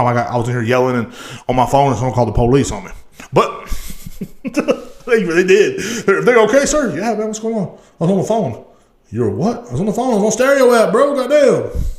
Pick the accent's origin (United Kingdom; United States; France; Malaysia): United States; Marble Falls, Texas; moved away as an adult; also born or lived in Liberty Hill, Texas; now in Killeen, United States; I'm country. I'm from Marble Falls, goddamn Texas.